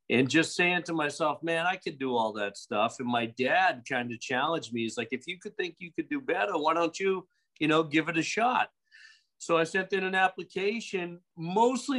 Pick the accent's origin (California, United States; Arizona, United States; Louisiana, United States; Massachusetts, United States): Massachusetts, United States; Boston; moved away as an adult; now in Pensacola, United States; I'm originally from Boston. I've been living in Pensacola for about 16 years now